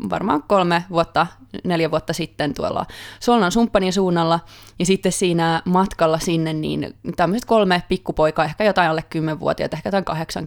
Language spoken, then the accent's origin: Finnish; Finland; accent: Finnish; also born or lived in Sweden; now in Stockholm, Sweden; Ja sitten ne kuulee tietty, että mä tuun Suomesta siitä mun ö, aksentistani.